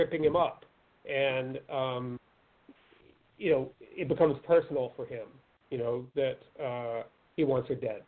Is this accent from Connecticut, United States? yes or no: no; Pennsylvania, United States; Pennsylvania, my home state